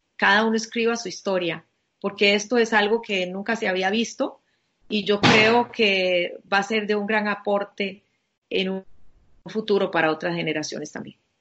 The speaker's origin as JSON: {"language": "Spanish", "country": "Costa Rica", "said": "como compatriota mío, como costarricense"}